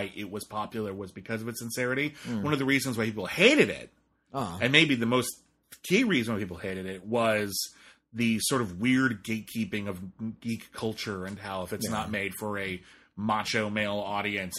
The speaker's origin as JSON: {"language": "English", "country": "United States", "said": "We're white American men who are in or approaching middle age"}